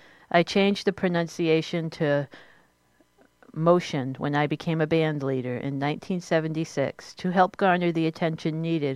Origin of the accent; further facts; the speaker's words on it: Philadelphia, Pennsylvania, United States; born there; Except for my heritage, I don't have any connection with Armenia. I was born in Philadelphia, Pennsylvania, USA. I am an American.